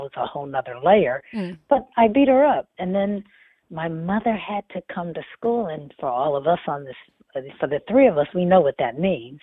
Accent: Lexington, Massachusetts, United States; born or raised there; also born or lived in Nashville, Tennessee

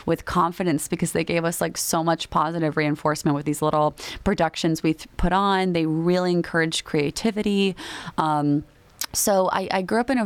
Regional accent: Miami, Florida, United States; first language Spanish; English is a second language; moved away; I'm from Miami

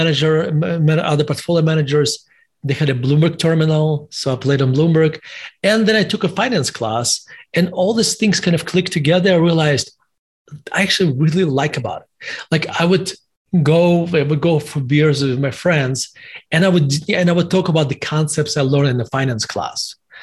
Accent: Russia; also born or lived in United States; now in Denver, United States; As your listeners and viewers can tell from my accent, I was born in Russia, and in Soviet Russia at the time. And I lived in the United States for basically 30 years

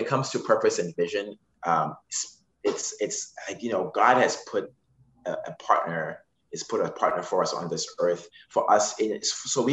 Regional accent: Zimbabwe; moved away; I'm from Zimbabwe

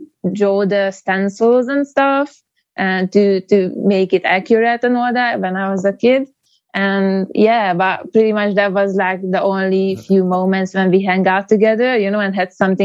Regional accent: Hungary; Yeah, I'm from Hungary.

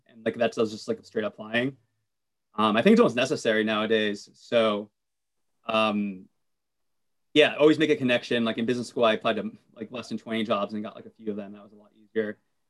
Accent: United States; as a Latino growing up in America

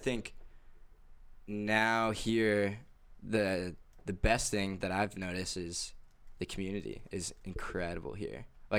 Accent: Tampa, Florida, United States; also born or lived in Kentucky; now in Jacksonville, United States; raised in Florida. Born in the great state of Kentucky.

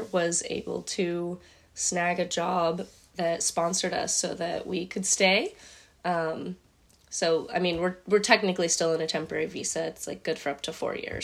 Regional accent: California, United States; moved away as an adult; also born or lived in San Diego / Escondido; now in Sydney, Australia; I'm from California

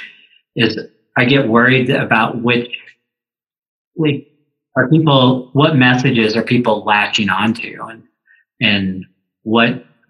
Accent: Tulsa, Oklahoma, United States; now in Stevens Point, United States; I grew up in Tulsa, Oklahoma

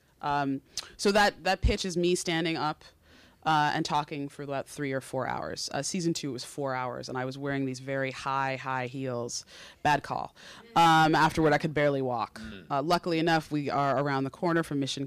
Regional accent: Connecticut, United States; moved away; also born or lived in New York City; I'm from Connecticut. I grew up coming into the city on the Metro North train

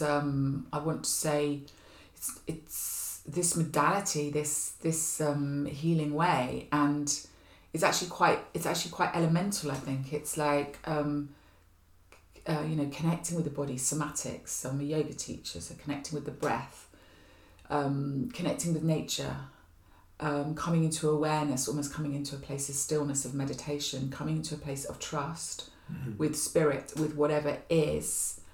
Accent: near Glastonbury, South West England, United Kingdom; now in Hackney, London, United Kingdom; I was born near Glastonbury, so there was something about going back to my roots

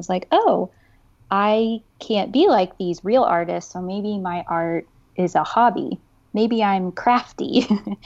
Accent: Texas, United States; I'm originally from Texas, where I lived most of my life

